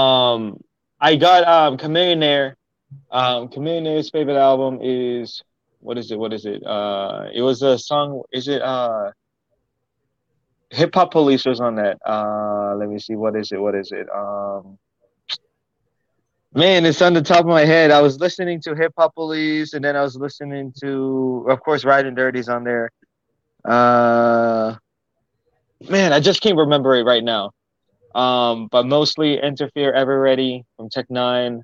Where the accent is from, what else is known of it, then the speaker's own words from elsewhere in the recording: Maryland, United States; moved away as an adult; now in Houston, United States; I was born in Houston. I stayed there until I was five, six, and then I was in Maryland until I was 19 years old